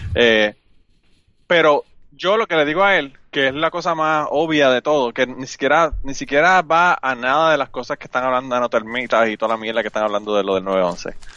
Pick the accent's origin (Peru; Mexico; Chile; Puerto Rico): Puerto Rico; moved away as an adult; now in United States; yo soy de Puerto Rico y, es verdad, yo soy de Puerto Rico.